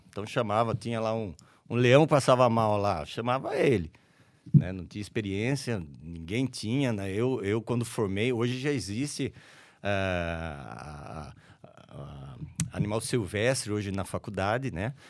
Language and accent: Portuguese; Araras, São Paulo, Brazil; also born or lived in Leme; Eu nasci lá e no dia seguinte vim para Araras